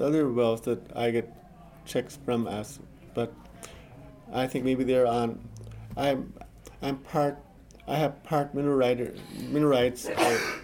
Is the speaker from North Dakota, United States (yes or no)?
yes; Tioga, North Dakota, United States; also born or lived in Stanley, North Dakota; I was born in the old hospital in Stanley, North Dakota, but other than that, I've been here all the time